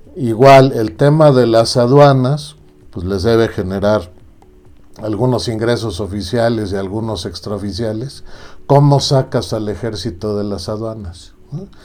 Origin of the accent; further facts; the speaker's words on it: Mexico; somos los ciudadanos mexicanos